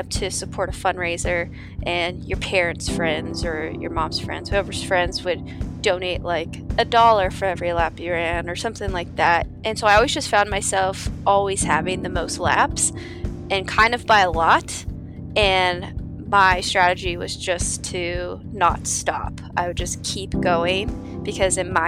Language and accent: English; Downey, California, United States; I grew up in Downey, California